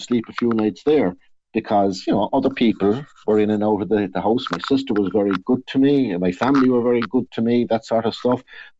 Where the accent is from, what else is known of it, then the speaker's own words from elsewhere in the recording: Blackpool, North West England, United Kingdom; it's absolutely great because I have people I grew up with in Blackpool there around me, and it's just home, you know.